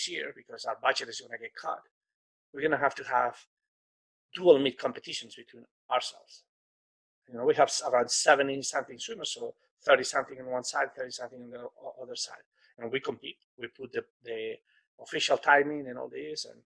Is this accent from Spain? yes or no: yes; Spain; moved away; I come from Spain